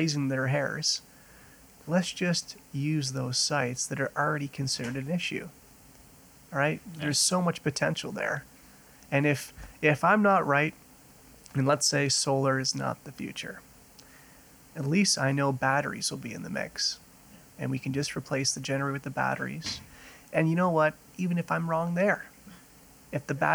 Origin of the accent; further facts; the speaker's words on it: Ottawa, Ontario, Canada; also born or lived in Grande Prairie, Alberta; now in Calgary, Canada; growing up in Ottawa, Ottawa is known for being a government city and very bureaucratic